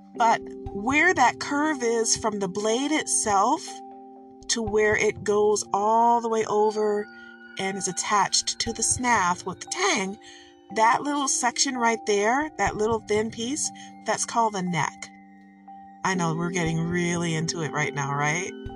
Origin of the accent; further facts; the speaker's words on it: Michigan, United States; I am from Michigan.